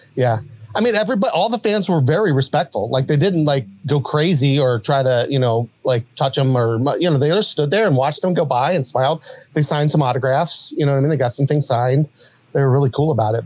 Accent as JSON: {"language": "English", "town": "Huntington", "region": "West Virginia", "country": "United States", "tie": "born or raised there", "said": "where I grew up in Huntington, West Virginia"}